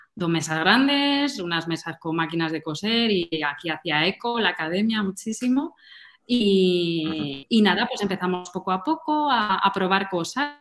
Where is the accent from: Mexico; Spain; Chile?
Spain; Madrid, Community of Madrid; soy de Madrid